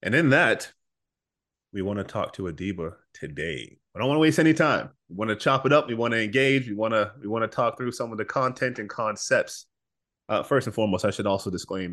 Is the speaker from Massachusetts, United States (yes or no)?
yes; Boston, Massachusetts, United States; moved away; I'm from Boston originally